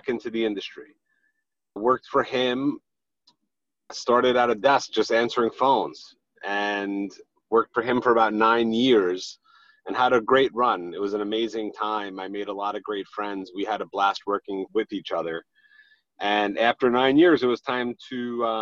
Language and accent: English; New York City, New York, United States; now in Long Island, United States; I'm from Queens, Fresh Meadows, Queens, not Long Island. I happen to reside in Long Island right now under protest, but I do reside from Queens originally.